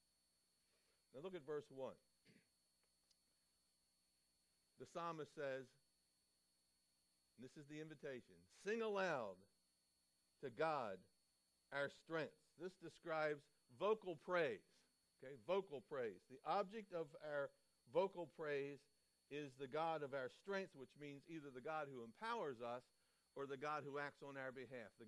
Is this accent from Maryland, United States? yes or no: yes; Baltimore, Maryland, United States; I grew up in Baltimore, Maryland